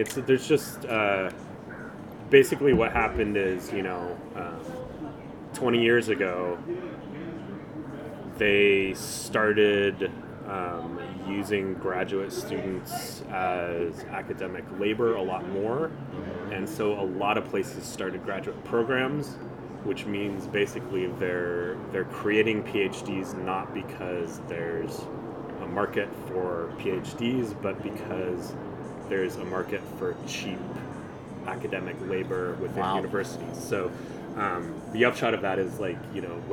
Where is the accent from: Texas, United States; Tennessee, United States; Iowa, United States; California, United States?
California, United States; Bay Area; moved away as an adult; also born or lived in Portland, Oregon / Davis, California; Same area I am now. But I moved a bunch of places in between